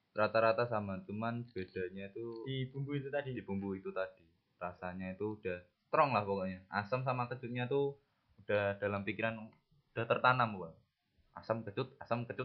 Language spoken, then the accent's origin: Indonesian; Java, Indonesia; accent: medok; Apalagi tahu kita orang perantauan dari Jawa. Mereka sangat suka. Kan mereka pikirannya gini. Orang Jawa itu di mata mereka santun, baik jadi kalau misalkan kita ketemu tahu tuh logat kita kan medon kan?